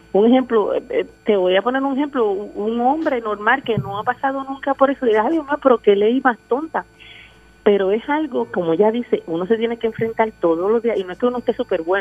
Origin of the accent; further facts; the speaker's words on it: Dominican Republic; yo que soy dominicana y fui una vez de visita a Santo Domingo